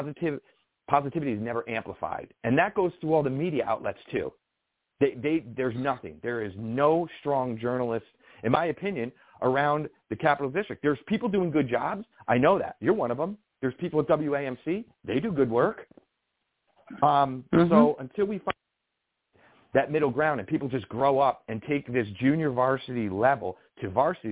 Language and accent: English; New York, United States; I'm a New Yorker